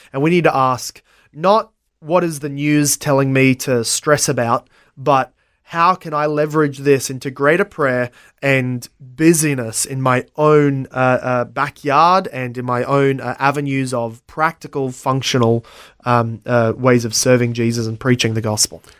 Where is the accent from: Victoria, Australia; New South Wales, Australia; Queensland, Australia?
Queensland, Australia; Brisbane; also born or lived in Logan / Ipswich; I was born in South Brisbane, uh, and, uh, have only ever lived